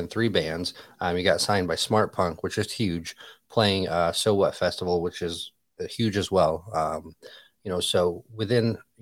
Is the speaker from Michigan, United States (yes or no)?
yes; Otsego, Michigan, United States; now in Orlando, United States; Originally from a small farm town up in Michigan